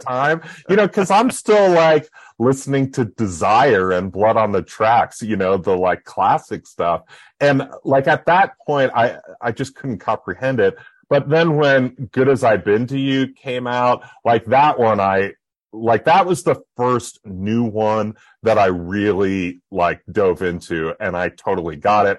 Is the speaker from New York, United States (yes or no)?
yes; Buffalo, New York, United States; I grew up in Buffalo, New York